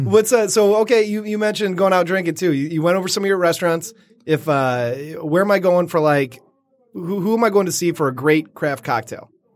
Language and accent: English; Detroit, Michigan, United States; I grew up right in downtown Detroit